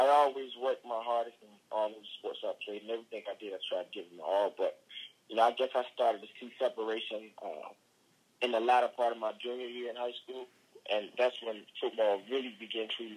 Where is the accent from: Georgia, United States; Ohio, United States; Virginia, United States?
Virginia, United States; Danville; I grew up in Virginia, a small town south of Virginia. It's called Danville, Virginia.